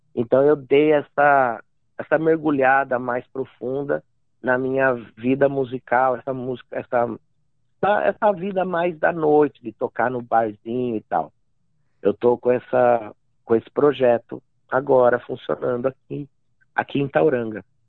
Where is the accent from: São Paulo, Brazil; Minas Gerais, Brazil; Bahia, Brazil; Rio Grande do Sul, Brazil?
São Paulo, Brazil; Amparo; moved away as an adult; also born or lived in Itapira / Praia Grande; now in Mount Maunganui, New Zealand; daí eu fui pra, pra ali pro interior, ali do lado mesmo, uma cidade chamada Amparo, vivi dezesseis anos em Amparo.